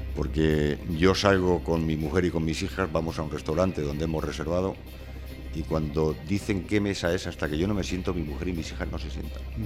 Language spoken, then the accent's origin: Spanish; Albacete, Castilla-La Mancha, Spain; Yo soy de Albacete